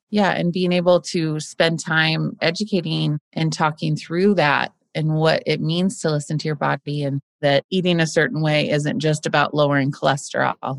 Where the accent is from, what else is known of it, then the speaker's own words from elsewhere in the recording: Boise, Idaho, United States; my growing up in Boise